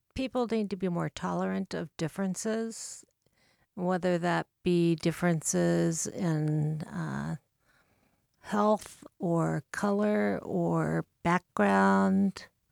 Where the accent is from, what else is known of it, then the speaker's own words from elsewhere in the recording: Bellevue, Nebraska, United States; moved away as an adult; now in Saint Paul, United States; actually just relocated there about a month ago. So really, I come from Bellevue, Nebraska.